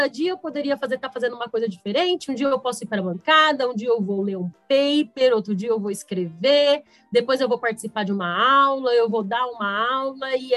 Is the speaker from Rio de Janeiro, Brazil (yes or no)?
no; São José do Rio Preto, São Paulo, Brazil; Eu sou de São José do Rio Preto, no interior aqui do estado de São Paulo.